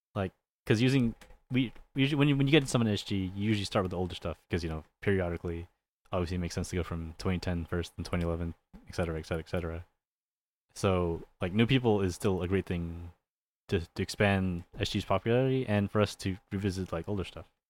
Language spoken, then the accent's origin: English; California, United States; I'm from Cal, I'm from California